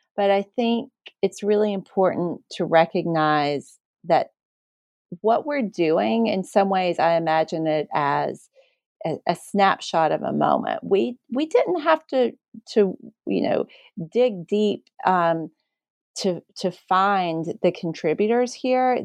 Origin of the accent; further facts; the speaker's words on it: Appalachia, United States; I understood what it meant to be Appalachian, and then at a certain point, I understood what it meant to be seen as Appalachian.